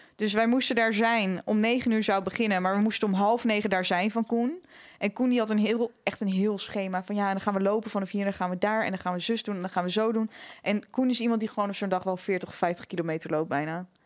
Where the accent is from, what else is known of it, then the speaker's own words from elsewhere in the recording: Amsterdam, North Holland, Netherlands; waar komen jullie vandaan? Dus ik zo ja, Amsterdam